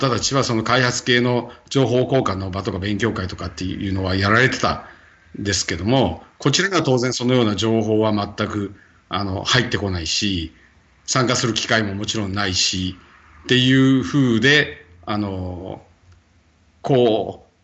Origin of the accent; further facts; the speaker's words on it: Ichinomiya, Aichi, Japan; 愛知県一宮市だから、ふるさとに帰ってます、今は。